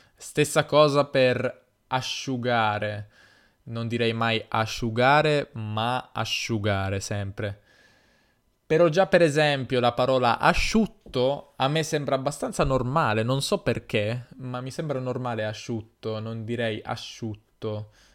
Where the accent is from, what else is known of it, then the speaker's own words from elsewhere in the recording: Piedmont, Italy; accent: Piedmontese; io però dico zio perché in Piemonte si dice zio, tutti dicono